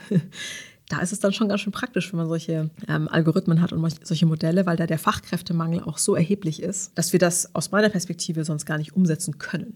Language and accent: German; Karlsruhe, Baden-Württemberg, Germany; ich komme ja selber aus Karlsruhe